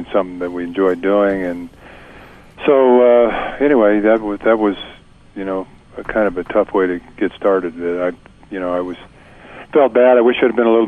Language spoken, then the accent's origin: English; California, United States; I grew up in California